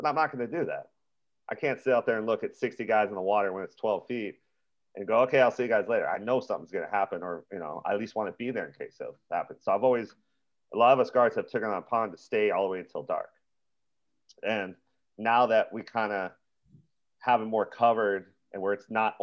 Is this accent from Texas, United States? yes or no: no; Big Island, Hawaii, United States; moved away; I'm from the Big Island